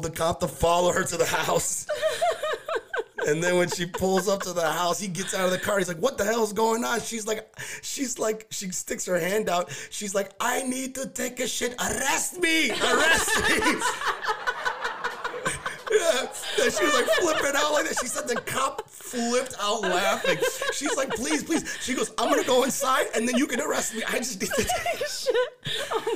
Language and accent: English; Dearborn, Michigan, United States; I was born and raised in Dearborn